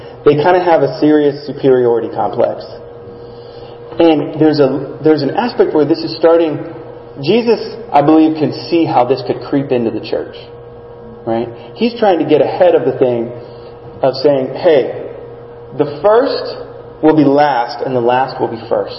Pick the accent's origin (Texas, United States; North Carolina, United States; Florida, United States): Texas, United States; South; I grew up in South Texas